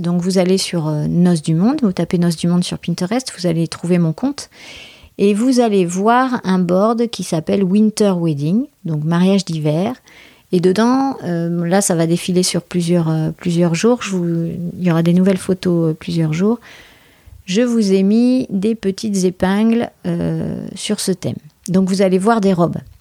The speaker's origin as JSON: {"language": "French", "country": "France", "said": "je suis française"}